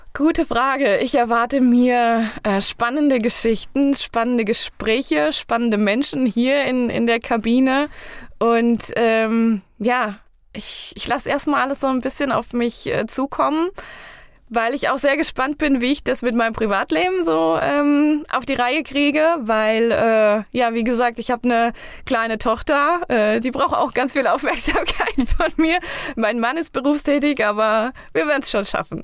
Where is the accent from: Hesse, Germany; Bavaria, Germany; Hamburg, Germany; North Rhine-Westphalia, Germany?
Hesse, Germany; Eringshausen; für mein Heimatdorf. Und zwar gibt es bei uns in Eringshausen